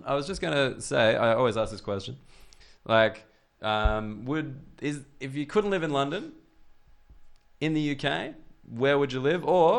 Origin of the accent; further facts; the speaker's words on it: Australia; moved away as an adult; now in United Kingdom; I'm Australian